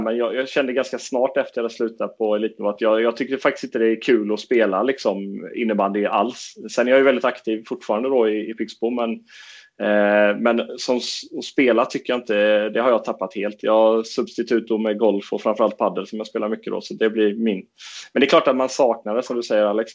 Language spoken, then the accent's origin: Swedish; Fagerhult, near Jönköping, Jönköping County, Sweden; vi kom ju från en förening, förening på den tiden hette Brandstorp men numera heter den Fagerhult